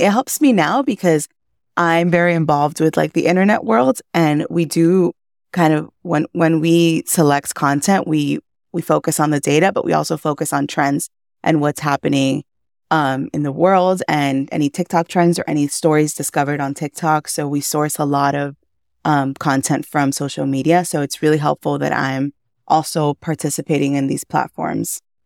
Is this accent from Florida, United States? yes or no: yes; Miami, Florida, United States; also born or lived in Cuba / Massachusetts; I was born in Cuba. I came to the U S when I was four, raised in Miami